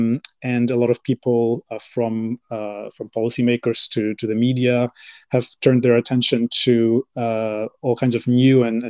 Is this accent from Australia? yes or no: no; Poland; born there; also born or lived in UAE / Bahrain / France / United States; I was born in Poland and I've lived there. I've also lived in the UAE, Bahrain. I did part of my degree in France and I then worked in the US and the UK.